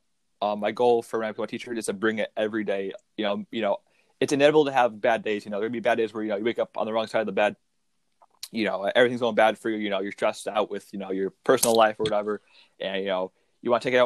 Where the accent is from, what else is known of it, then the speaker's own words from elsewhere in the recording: Connecticut, United States; my home state of Connecticut